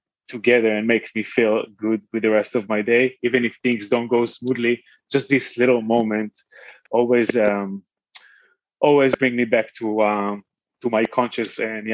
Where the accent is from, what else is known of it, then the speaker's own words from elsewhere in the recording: Tel Aviv, Tel Aviv District, Israel; moved away as an adult; also born or lived in New York / Paris / Hamburg / Berlin; now in London, United Kingdom; I was born and raised in Tel Aviv. And then when I was 18, I moved to the UK, to the US